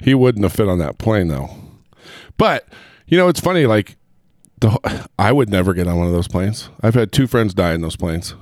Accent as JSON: {"language": "English", "town": "Heber", "region": "Utah", "country": "United States", "said": "I'm from Heber"}